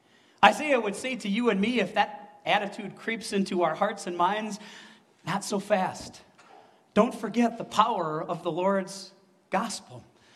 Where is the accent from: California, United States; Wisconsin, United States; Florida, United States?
Wisconsin, United States; I came from Wisconsin, where Christmas Mountain is a tiny hill in Wisconsin Dells, right? We don't have mountains